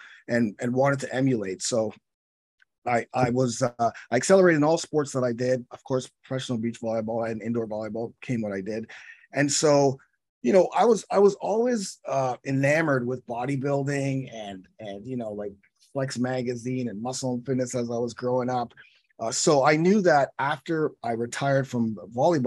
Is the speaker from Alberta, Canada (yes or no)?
no; Toronto, Ontario, Canada; I'm from Toronto.